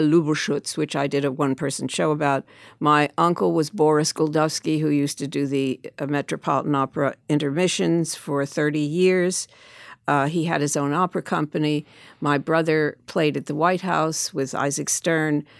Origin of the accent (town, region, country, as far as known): Philadelphia, Pennsylvania, United States; born or raised there